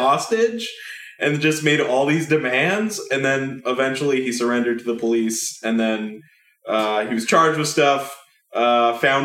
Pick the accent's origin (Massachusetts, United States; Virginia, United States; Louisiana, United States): Virginia, United States; I'm from Virginia